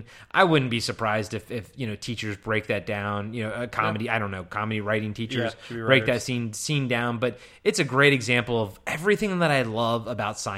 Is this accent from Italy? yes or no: no; Maryland, United States; I'm from Maryland, and I went to Towson University